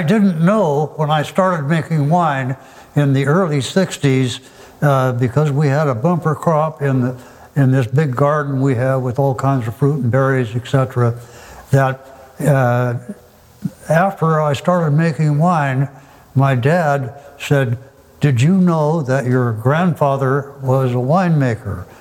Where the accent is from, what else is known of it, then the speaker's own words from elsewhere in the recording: Forest Grove, Oregon, United States; I was born and raised in Forest Grove